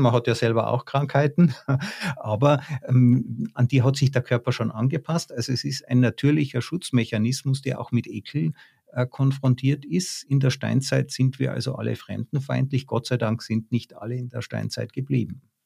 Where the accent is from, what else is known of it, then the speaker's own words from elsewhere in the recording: Tyrol, Austria; ich bin in Tirol aufgewachsen